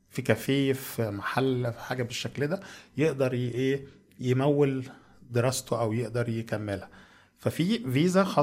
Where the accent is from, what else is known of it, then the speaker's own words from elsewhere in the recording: Egypt; moved away as an adult; now in Germany; احنا عندنا في مصر